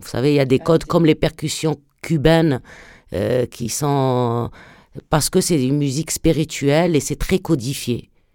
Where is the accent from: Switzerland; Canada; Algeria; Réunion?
Algeria; southern Algeria; also born or lived in France; je suis une artiste euh, franco-algérienne. je, je, viens du sud algérien.